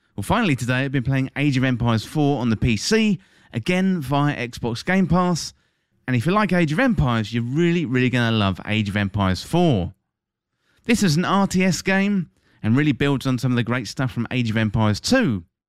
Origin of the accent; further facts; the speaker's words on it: England, United Kingdom; my home country, that's England, if you didn't tell from the accent